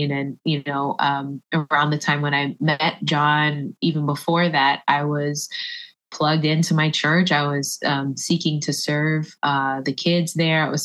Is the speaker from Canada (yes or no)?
no; Puerto Rico; yeah, I'm Puerto Rican by the way, so I have the Taino blood. Like you know, we just love the island.